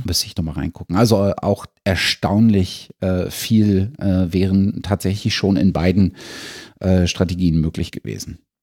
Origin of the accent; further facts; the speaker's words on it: Germany; als Deutscher